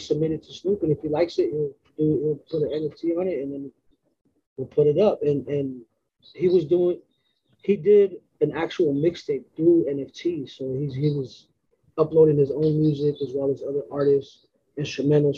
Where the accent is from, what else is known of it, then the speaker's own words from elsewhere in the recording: West Coast, United States; I'm from the West Coast